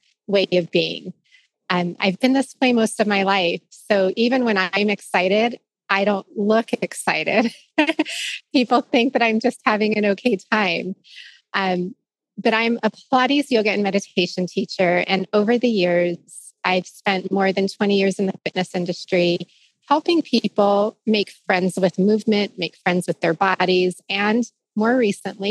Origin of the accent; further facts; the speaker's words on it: Arizona, United States; moved away as an adult; also born or lived in Santa Barbara, California; moving out of my home state of Arizona for the first time at the age of 25